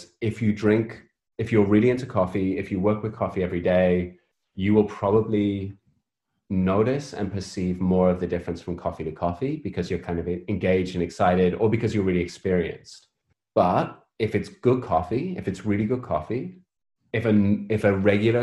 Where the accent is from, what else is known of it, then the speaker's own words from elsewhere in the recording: United Kingdom; So I'm British. I spend most of my life living in the gray